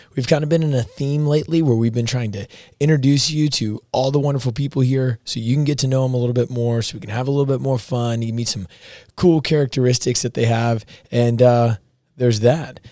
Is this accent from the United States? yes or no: yes; the South, United States; moved away as an adult; we're from the South